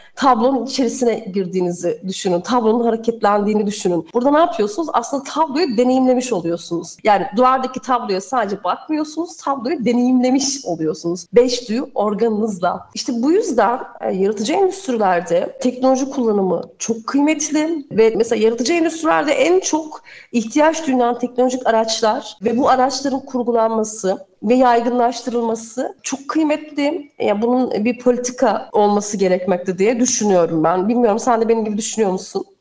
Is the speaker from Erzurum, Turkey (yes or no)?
yes; Erzurum, Turkey; ben Erzurumluyum. Evet. Daha aslen işte Trabzon